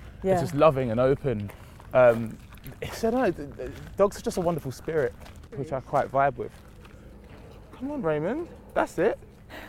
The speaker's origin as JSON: {"language": "English", "town": "Romford", "region": "London", "country": "United Kingdom", "tie": "born or raised there", "also_born_or_lived": "Lewisham, London / New Cross, London", "said": "my family up to move to Romford. So Essex, essentially, is where I really grew up. That's where I call my home"}